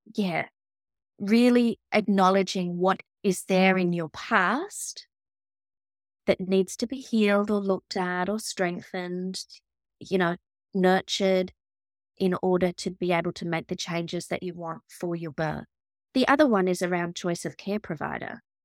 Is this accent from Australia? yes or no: yes; Australia; I'm Australian.